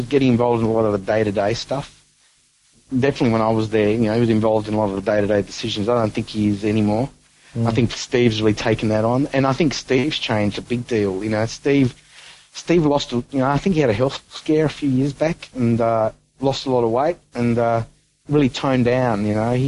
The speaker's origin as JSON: {"language": "English", "town": "Melbourne", "region": "Victoria", "country": "Australia", "tie": "born or raised there", "moved": "yes", "said": "I'm originally a Melbourne boy. I grew up in Melbourne."}